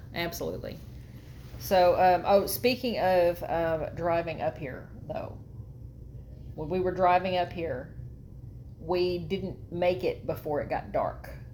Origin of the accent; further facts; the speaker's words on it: Texas, United States; now in Arkansas, United States; we're from Texas and we live in Arkansas now